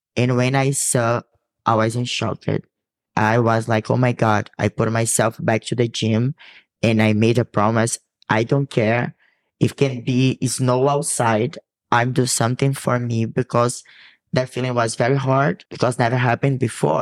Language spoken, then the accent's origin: English; Brazil; English is a second language; moved away; I come from a city that has beach and it's very hot